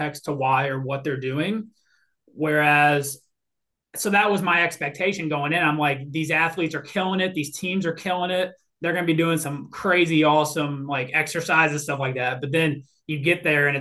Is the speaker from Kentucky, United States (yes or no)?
yes; Louisville, Kentucky, United States; moved away as an adult; also born or lived in Florida / Memphis, Tennessee; now in Mississippi, United States; I was a born and raised in Louisville, Kentucky?